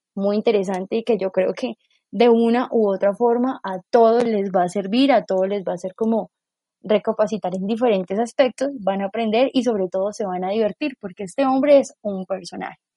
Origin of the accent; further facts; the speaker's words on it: Colombia; nosotros como colombianos